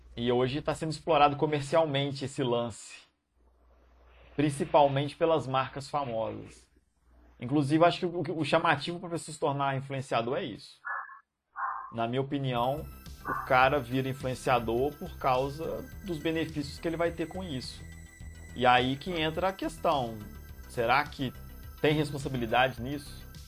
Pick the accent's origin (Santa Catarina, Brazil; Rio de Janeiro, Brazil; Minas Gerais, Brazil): Minas Gerais, Brazil; Juiz de Fora; moved away; da minha terra natal, Juiz de Fora